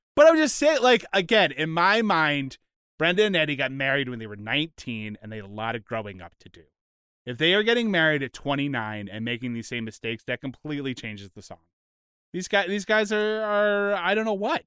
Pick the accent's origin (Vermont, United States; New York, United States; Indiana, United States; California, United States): New York, United States; Long Island; we all grew up on Long Island, uh, in New York